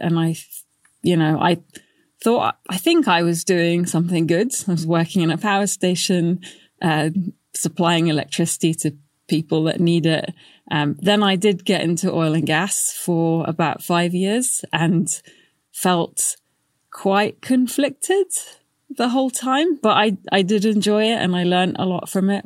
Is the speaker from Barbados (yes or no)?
no; Baghdad, Baghdad Governorate, Iraq; moved away; I'm from Iraq originally. I was born in Baghdad, and I remember having power cuts as a kid.